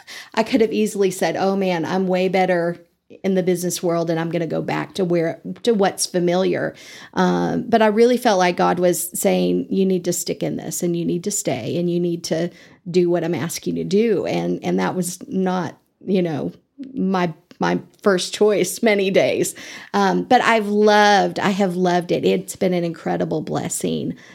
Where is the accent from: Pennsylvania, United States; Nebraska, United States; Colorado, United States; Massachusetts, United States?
Nebraska, United States; Eastern; moved away as an adult; now in Amarillo, United States; I grew up in Nebraska and, um, I'm a farm girl, uh, Eastern Nebraska